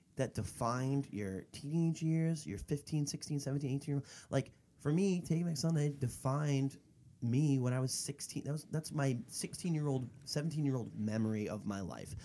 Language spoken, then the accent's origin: English; Florida, United States; my hometown in Florida